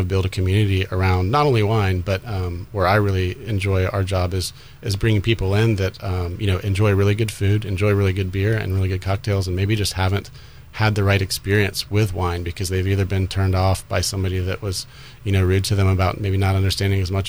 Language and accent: English; suburbs of Atlanta, North Georgia, United States; moved away; I grew up just outside of Atlanta, kind of in the suburbs of North Georgia